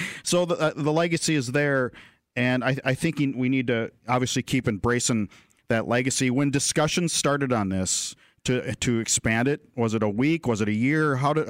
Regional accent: Fargo, North Dakota, United States; I grew up in Fargo.

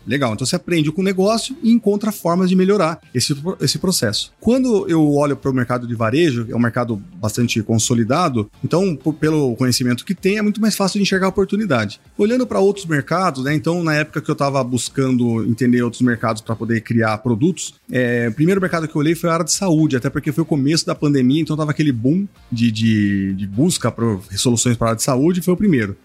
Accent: Sorocaba, São Paulo, Brazil; eu sou do interior, né? Sou de Sorocaba, que é interior de São Paulo.

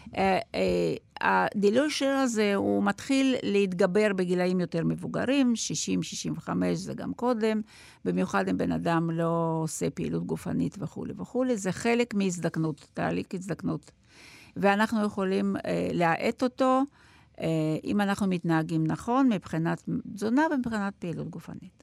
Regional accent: Russia; now in Israel; אני רוסיה, אני באתי מרוסיה. אני לא יהודייה, אבל אני באתי מרוסיה

